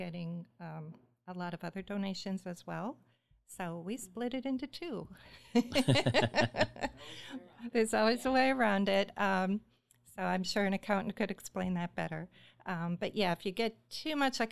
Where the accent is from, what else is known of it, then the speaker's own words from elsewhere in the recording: Midwest, United States; born and raised in the Midwest